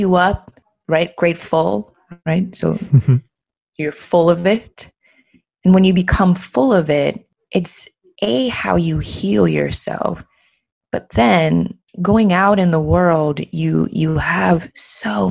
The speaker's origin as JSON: {"language": "English", "region": "Maryland", "country": "United States", "tie": "born or raised there", "also_born_or_lived": "Los Angeles / Paris", "moved": "as an adult", "lives_now": "Barcelona, Spain", "said": "I grew up in Maryland in the United States"}